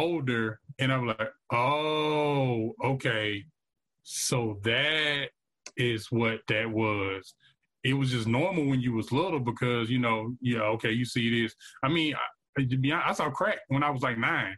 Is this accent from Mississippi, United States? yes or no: yes; Vicksburg, Mississippi, United States; I grew up in Vicksburg, Mississippi, product of the Vicksburg One School District public education system